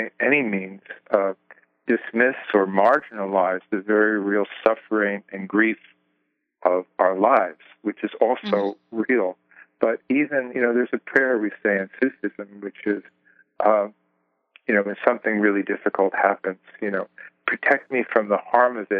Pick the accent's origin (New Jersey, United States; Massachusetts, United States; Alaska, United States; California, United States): New Jersey, United States; Jersey City; also born or lived in Greenwich Village, New York City; I grew up in, I was born in Jersey City